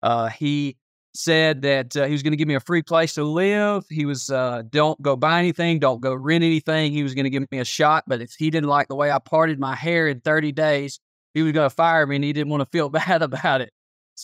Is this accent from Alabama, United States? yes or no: yes; Alabaster, Alabama, United States; So I grew up in Alabaster, Pelomaria, just south of Birmingham, Alabama.